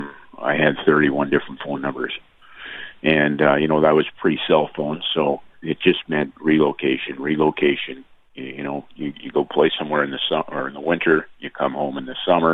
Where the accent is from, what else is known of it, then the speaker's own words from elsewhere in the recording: Steinbach, Manitoba, Canada; moved away as an adult; to do this in my hometown